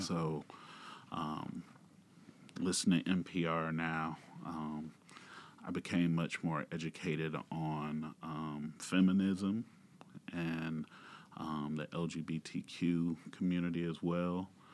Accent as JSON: {"language": "English", "region": "Georgia", "country": "United States", "also_born_or_lived": "Manhattan, Kansas", "moved": "yes", "lives_now": "Kansas, United States", "said": "I'm originally from Georgia"}